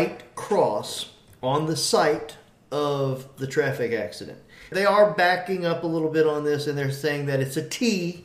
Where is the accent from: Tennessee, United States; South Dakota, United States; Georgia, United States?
Georgia, United States; Atlanta; Growing up in Atlanta and going to the Atlanta Braves games